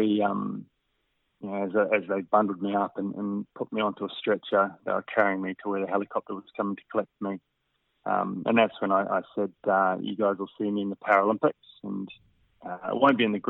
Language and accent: English; Christchurch, Canterbury, New Zealand; moved away as an adult; also born or lived in Wanaka region / Western Australia; now in Australia; I was 5 when I moved to Christchurch from the Wanaka region